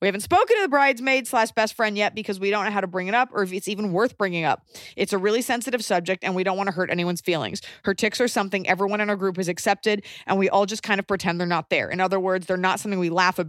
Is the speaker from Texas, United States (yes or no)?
no; Wilmington, North Carolina, United States; now in Sweden; we plan our wedding to take place in my hometown of Wilmington, North Carolina for the following October, 2020.